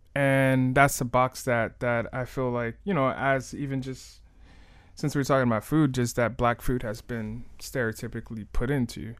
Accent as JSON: {"language": "English", "town": "Miami", "region": "Florida", "country": "United States", "tie": "born or raised there", "said": "I'm born and raised in Miami"}